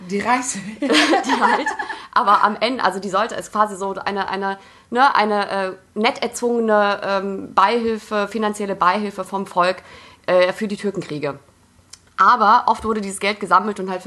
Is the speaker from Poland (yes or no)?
yes; Poland; ich als Polin kann es ja sagen